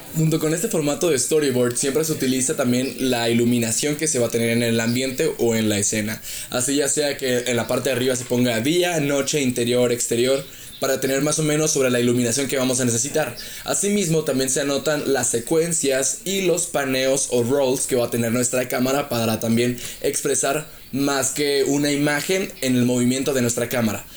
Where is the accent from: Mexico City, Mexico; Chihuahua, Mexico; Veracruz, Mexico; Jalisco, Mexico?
Chihuahua, Mexico; yo soy de Chihuahua y ahorita estoy en Querétaro por un, por un viaje de trabajo